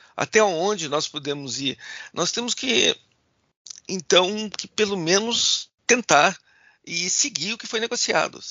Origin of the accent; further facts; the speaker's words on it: Gaúcho, Rio Grande do Sul, Brazil; sendo gaúchos